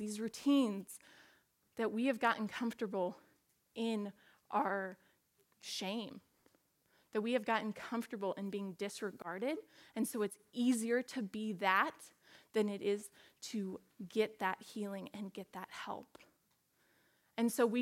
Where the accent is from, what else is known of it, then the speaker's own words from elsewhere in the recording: Portland, United States; moved away as an adult; I grew up in Portland and went to school at MSU